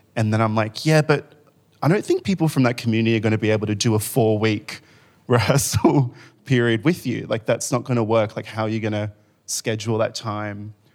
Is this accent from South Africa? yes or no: no; Rockingham, Western Australia, Australia; now in Melbourne, Australia; I grew up in Rockingham in Western Australia, which is a really small beach town.